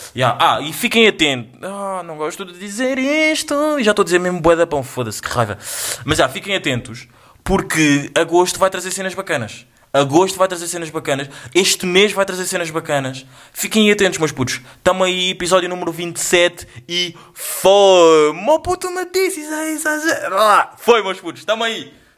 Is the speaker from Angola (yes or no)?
yes; Angola; eu sou angolano, eu sou angolano